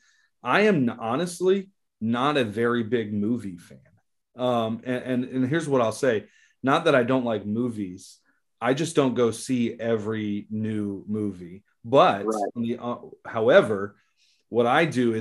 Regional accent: New Orleans, Louisiana, United States; we're both from the New Orleans area, Louisiana

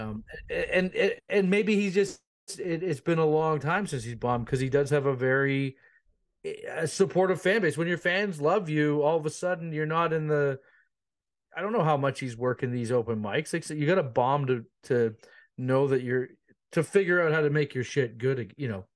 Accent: Ontario, Canada; I'm from Canada, so, like, I live up, uh, north of Toronto

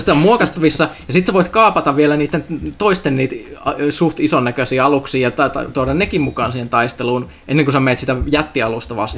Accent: Finland; kun mä olin pieni Suomessa

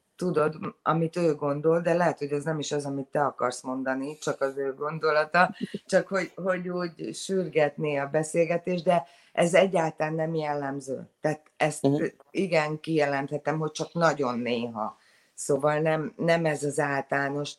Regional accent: Szentendre, Pest, Hungary; moved away as an adult; now in Sydney, Australia; Szentendrei vagyok, azért az elég zárt közösség

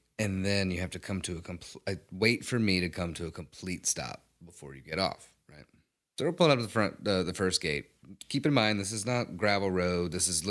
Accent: Mississippi, United States; I am from Mississippi. So we have a fair amount of land

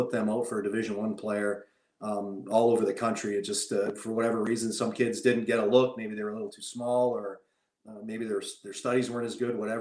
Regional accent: Calgary, Alberta, Canada; moved away as an adult; also born or lived in Lethbridge; I grew up with in Calgary

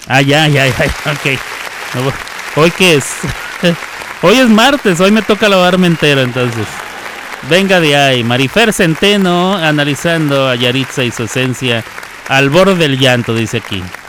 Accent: Mexico; moved away

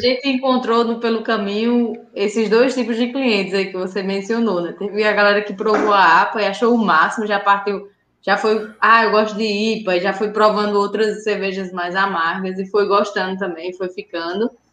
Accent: Sousa, Paraíba, Brazil; moved away as an adult; now in Campina Grande, Brazil; a gente é de Souza, que é uma cidade mais no interior

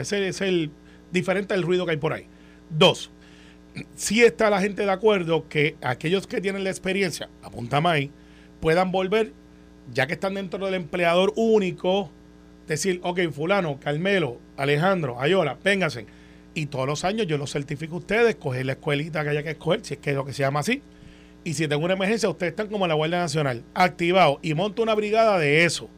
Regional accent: Puerto Rico; Como buen puertorriqueño

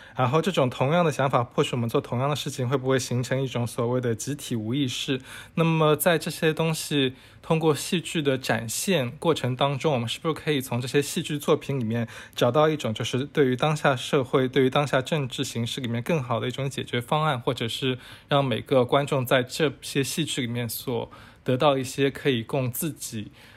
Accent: China; 我们中国人

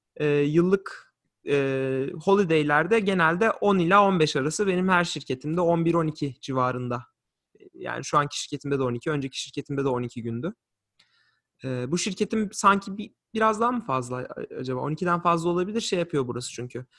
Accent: Turkey; also born or lived in Lansing, Michigan / St. Joseph, Michigan; now in Washington, D.C., United States; biz öyle büyüdük, öyle yetiştik. Orada büyüdük.

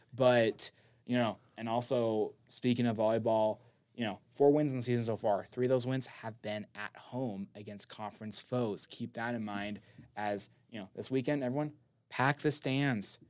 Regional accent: Las Vegas, Nevada, United States; Las Vegas, my hometown

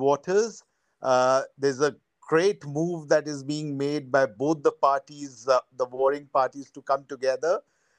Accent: India; I was born in and brought up in the interiors of India in places where there were coal mines

